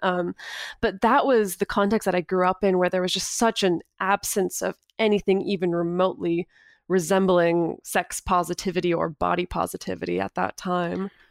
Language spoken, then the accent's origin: English; Northern California, United States; I grew up in Northern California in a really small little town, um, about two hours north of Sacramento.